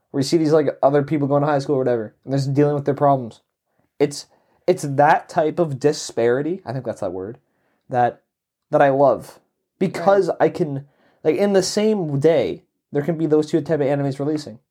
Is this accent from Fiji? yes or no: no; Canada; I grew up in Canada